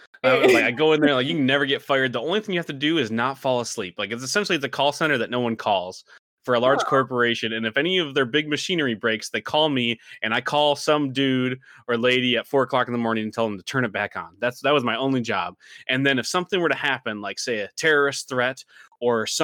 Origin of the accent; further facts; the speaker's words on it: Hillman, Michigan, United States; I grew up outside of Alpena in a little town called Hillman